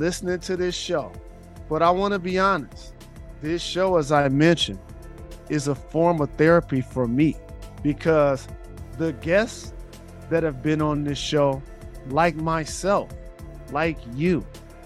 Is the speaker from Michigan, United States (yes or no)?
yes; Detroit, Michigan, United States; I grew up on Green Line, right around the block from there when I was young